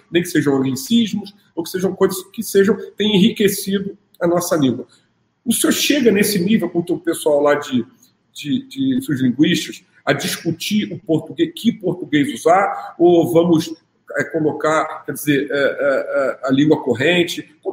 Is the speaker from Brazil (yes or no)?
yes; Rio de Janeiro, Brazil; Eu sou do Rio de Janeiro, a né? gente só pensa nisso.